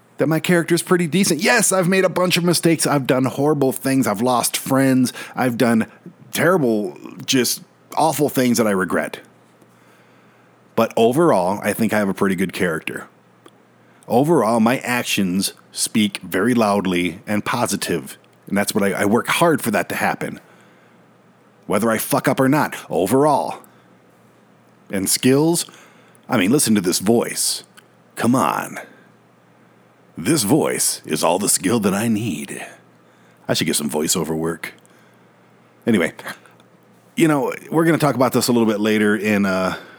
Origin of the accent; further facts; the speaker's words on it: Detroit, Michigan, United States; now in Colorado, United States; I was born and raised in Detroit